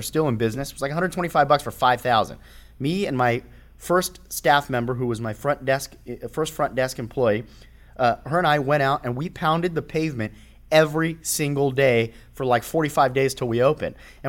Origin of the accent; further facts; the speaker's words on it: California, United States; I'd been gone for almost 10 years out of the area. So when I moved back, and plus I was from the Valley, which was 30, 40 minutes away.